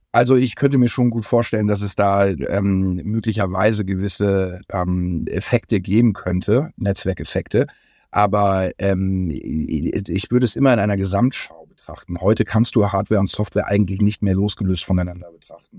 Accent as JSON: {"language": "German", "country": "Germany", "said": "als Deutsche"}